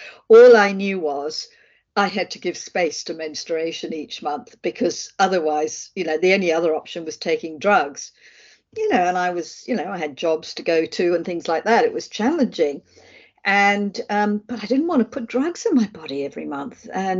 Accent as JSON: {"language": "English", "region": "England", "country": "United Kingdom", "accent": "Australian", "moved": "as an adult", "lives_now": "Australia", "said": "I'm actually English, but then I moved to Australia when I was 30 and became Australian. I have an Australian passport and I have a bit of an Australian accent still."}